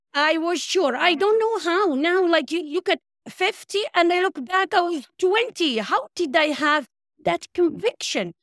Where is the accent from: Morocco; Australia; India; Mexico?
Morocco; Marrakesh, Marrakesh-Safi; moved away; My hometown is Marrakesh.